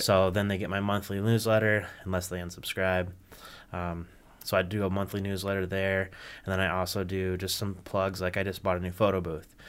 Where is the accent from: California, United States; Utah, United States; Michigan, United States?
Michigan, United States; Kalamazoo; I'm from Kalamazoo